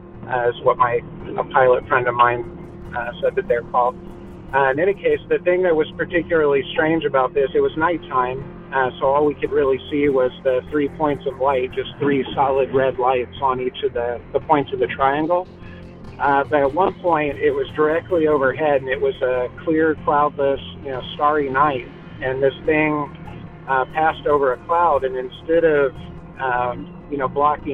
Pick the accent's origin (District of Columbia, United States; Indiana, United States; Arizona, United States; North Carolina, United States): Indiana, United States; Evansville; I'm from Evansville, Indiana